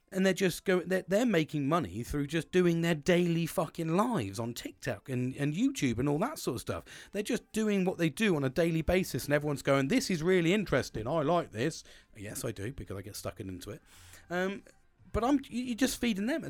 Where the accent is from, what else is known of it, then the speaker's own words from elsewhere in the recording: United Kingdom; I'm a British sarcastic twat.